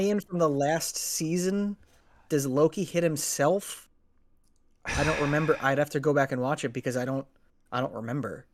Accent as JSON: {"language": "English", "country": "United States", "tie": "born or raised there", "said": "as an American who grew up in the nineties"}